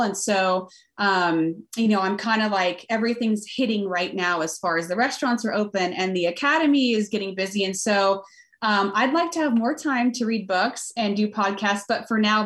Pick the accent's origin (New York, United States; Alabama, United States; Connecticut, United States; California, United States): California, United States; Southern; now in Fort Collins, United States; I grew up in Southern California